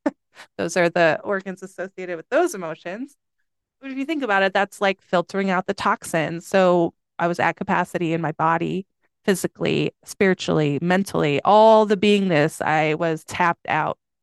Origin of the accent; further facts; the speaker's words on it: Schaumburg, Illinois, United States; I grew up in Illinois